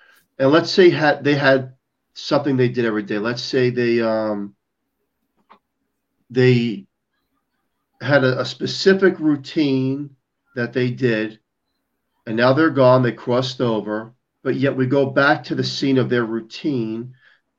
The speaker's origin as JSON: {"language": "English", "region": "New York", "country": "United States", "said": "I'm a New Yorker. I debunk everything."}